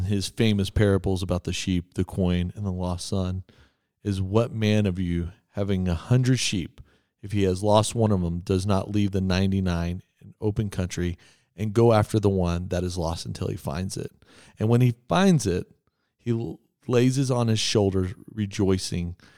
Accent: Texas, United States; I'm from Texas

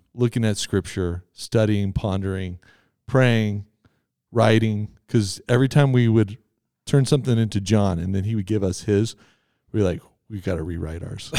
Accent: Texas, United States; I'm from Texas

